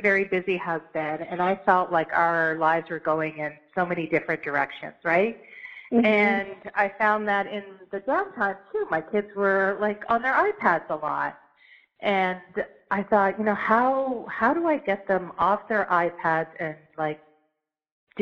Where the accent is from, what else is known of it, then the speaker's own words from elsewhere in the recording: London, Ontario, Canada; moved away as an adult; also born or lived in Ottawa / Halifax / Chicago; I was kind of born and raised in London